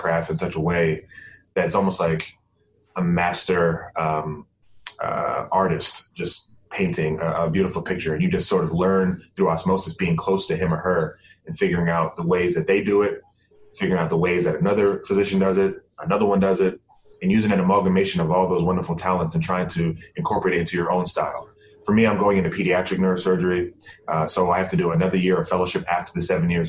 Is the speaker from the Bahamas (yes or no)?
yes; Bahamas; moved away; I'm from the Bahamas and have always wanted to, you know, give back to my home country